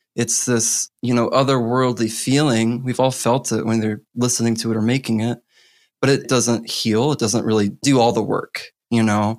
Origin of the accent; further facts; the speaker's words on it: Missouri, United States; I was born in Missouri, in the heart of the Bible Belt